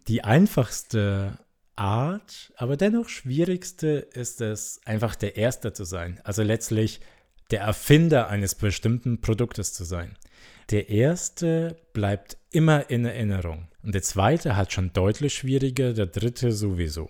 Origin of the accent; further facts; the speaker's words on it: Germany; Bei uns in Deutschland